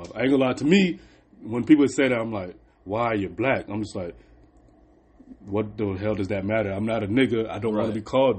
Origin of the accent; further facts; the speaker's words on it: Dallas, Texas, United States; Oh, well, I'm from Dallas. We don't associated with that word, honestly.